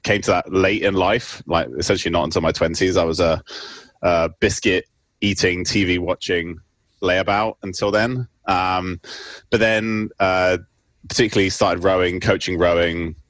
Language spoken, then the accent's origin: English; United Kingdom; moved away as an adult; also born or lived in Cambridge / Oxford; now in Seattle, United States; I currently work in Seattle. I'm a I'm a research professor at the University of Washington, um, but I grew up in the UK, as you can probably tell from my accent